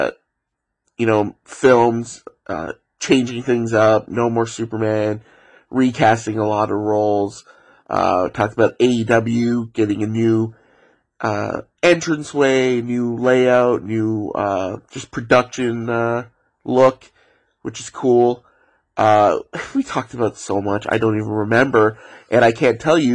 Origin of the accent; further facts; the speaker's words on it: Ontario, Canada; Growing up in Ontario